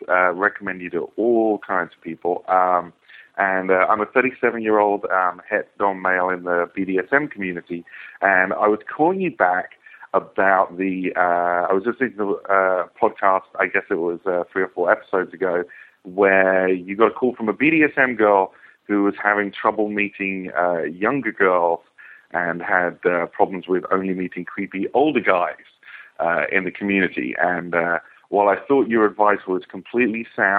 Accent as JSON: {"language": "English", "region": "England", "country": "United Kingdom", "moved": "yes", "lives_now": "United States", "said": "I live in the U.S., although obviously the accent, I'm actually originally from England."}